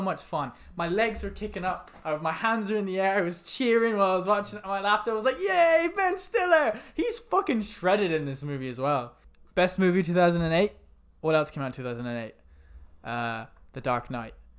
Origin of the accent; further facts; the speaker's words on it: London, United Kingdom; I was born in, uh, Hammersmith. That's where I was born.